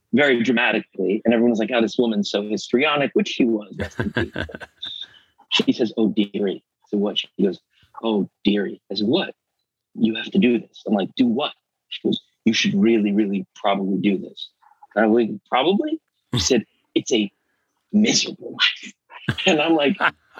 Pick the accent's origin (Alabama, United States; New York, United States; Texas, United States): New York, United States; New York City; also born or lived in Italy; was in high school in Manhattan and in New York City